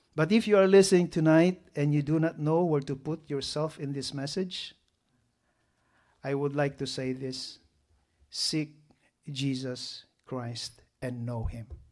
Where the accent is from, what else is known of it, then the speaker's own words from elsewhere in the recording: Philippines; We have this culture, right, as a Filipino? Utang na loob.